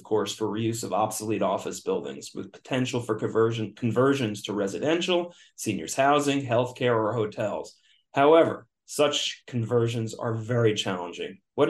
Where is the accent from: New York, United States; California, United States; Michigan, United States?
New York, United States; Yonkers; I love upstate New York. I was born in Yonkers